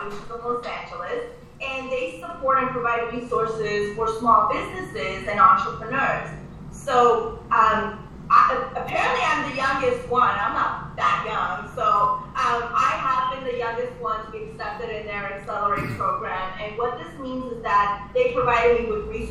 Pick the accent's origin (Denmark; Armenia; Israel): Armenia; now in United States; my motherland, I'm originally from Armenia.